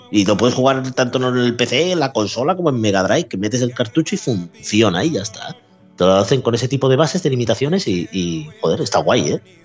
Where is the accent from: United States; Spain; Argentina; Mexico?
Spain; Yo soy español, español